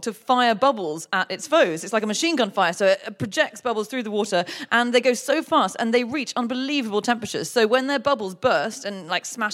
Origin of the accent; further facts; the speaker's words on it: United Kingdom; I'm British